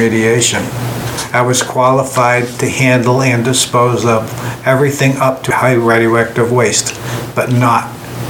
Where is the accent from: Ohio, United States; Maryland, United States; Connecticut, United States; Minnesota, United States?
Connecticut, United States; Hartford; Yeah, born in Hartford, Connecticut.